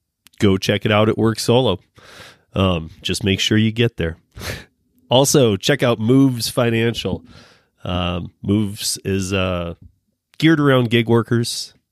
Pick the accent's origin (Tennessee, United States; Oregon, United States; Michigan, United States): Michigan, United States; I'm from Michigan too